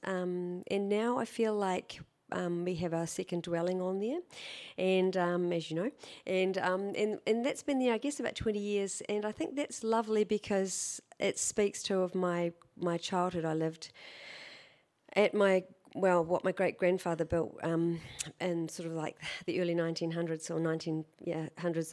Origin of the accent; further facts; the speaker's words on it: Canterbury, New Zealand; also born or lived in Christchurch; now in Auckland, New Zealand; I was raised in Canterbury